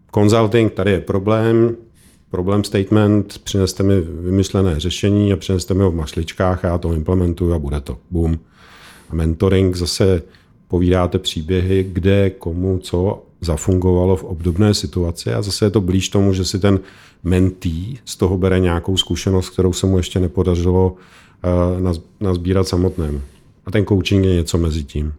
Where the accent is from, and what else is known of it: Czechia